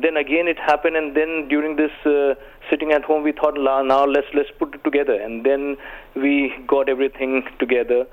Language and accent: English; India; now in United Arab Emirates; I come from India